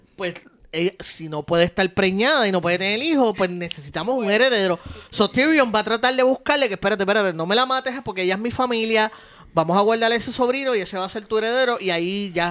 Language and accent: Spanish; Puerto Rico; Estos somos boricuas